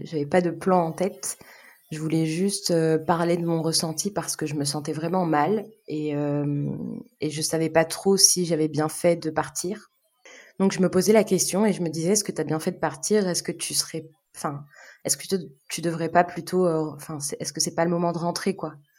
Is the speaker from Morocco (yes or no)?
no; Algiers, Algiers Province, Algeria; moved away as an adult; now in France; Je suis née, j'ai grandi à Alger, euh, du coup, en Algérie